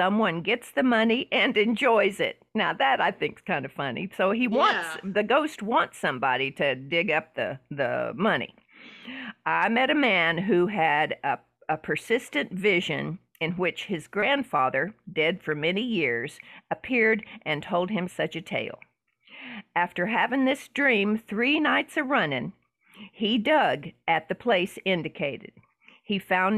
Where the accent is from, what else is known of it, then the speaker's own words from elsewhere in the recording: the South, Southern United States, United States; accent: Southern; I kind of lean into my Southern accent